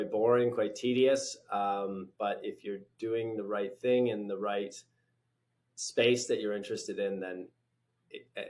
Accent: British Columbia, Canada; moved away as an adult; also born or lived in London, United Kingdom / New York, United States; I grew up in British Columbia. I left after my undergrad. I moved to the UK

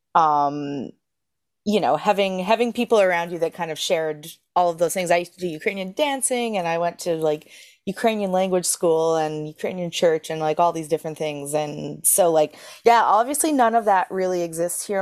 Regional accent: Edmonton, Alberta, Canada; moved away as an adult; also born or lived in Brandon, Manitoba; now in Newfoundland, Canada; I was born in Edmonton, Alberta, and I grew up there

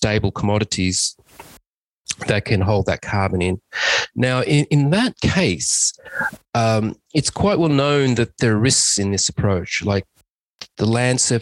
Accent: Australia; I'm an Australian civil engineer

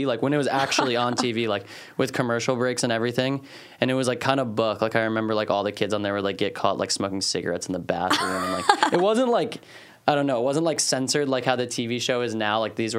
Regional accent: Maryland, United States; growing up in Maryland

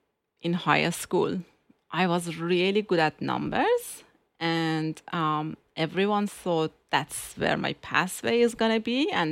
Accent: Tehran, Tehran Province, Iran; I was born in Tehran. It's the capital city of Iran.

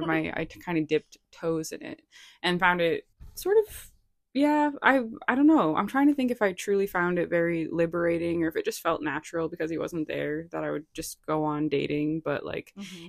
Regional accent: Rhode Island, United States; also born or lived in Boston; now in Los Angeles, United States; I'm from Rhode Island

